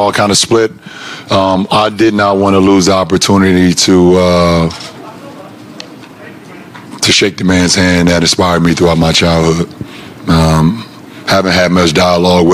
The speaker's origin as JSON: {"language": "English", "town": "Akron", "region": "Ohio", "country": "United States", "tie": "born or raised there", "said": "35 minutes south of where I grew up here in Akron, Ohio"}